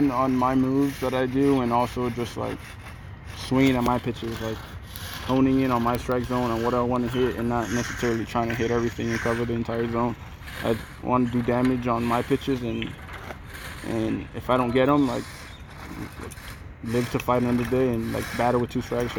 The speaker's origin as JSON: {"language": "English", "town": "Miami", "region": "Florida", "country": "United States"}